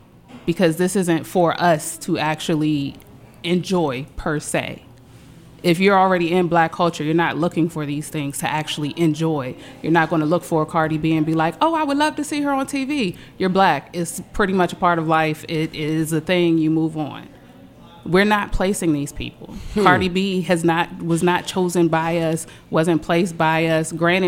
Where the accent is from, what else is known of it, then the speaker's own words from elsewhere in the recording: Ivy City, District of Columbia, United States; I'm from Ivy City. Mm-hmm. My whole cultural background is immersed in black people.